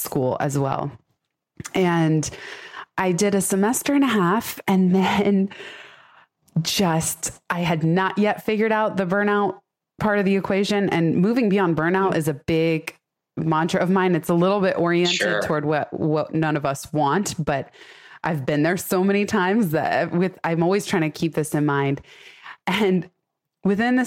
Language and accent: English; San Francisco, California, United States; I was born in San Francisco, raised in the Bay Area.